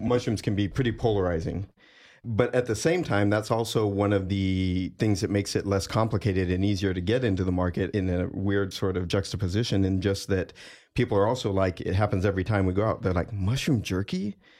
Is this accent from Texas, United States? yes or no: yes; Texas, United States; moved away as an adult; having just moved up from Texas, the San Antonio, Austin area and growing up in Texas on beef jerky.